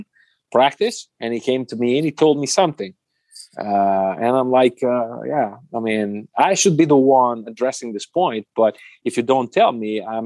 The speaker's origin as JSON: {"language": "English", "country": "Italy", "also_born_or_lived": "Germany", "second_language": "English", "moved": "as an adult", "lives_now": "Munich, Germany", "said": "my home country"}